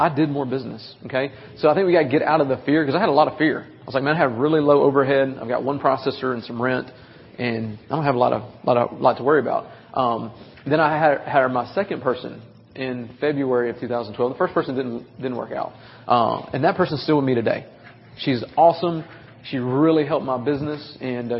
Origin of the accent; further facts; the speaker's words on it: Nashville, Tennessee, United States; I'm 20 minutes outside of Nashville, so okay. You can so tell in my voice and my accent